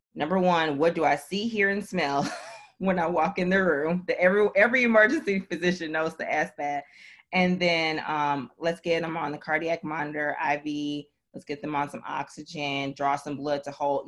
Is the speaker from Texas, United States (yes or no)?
no; Milwaukee, Wisconsin, United States; born or raised there; moved away as an adult; also born or lived in Nashville, Tennessee / Florida / Dominica; now in Memphis, United States